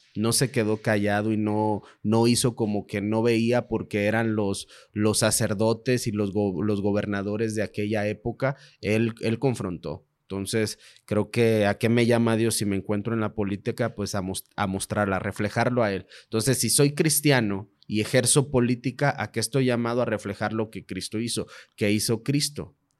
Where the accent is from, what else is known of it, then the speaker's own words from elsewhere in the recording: Mexico; Como mexicanos